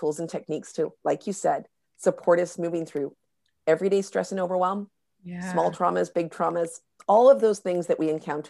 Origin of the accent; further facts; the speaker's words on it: North Vancouver, British Columbia, Canada; I live here in North Vancouver. I grew up here on the North Shore of Vancouver.